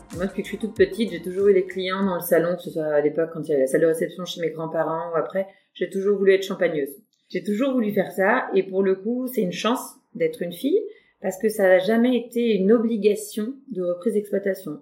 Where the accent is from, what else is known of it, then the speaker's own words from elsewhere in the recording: Louvois, Grand Est, France; j'ai grandi un peu à Louvois et j'y vis maintenant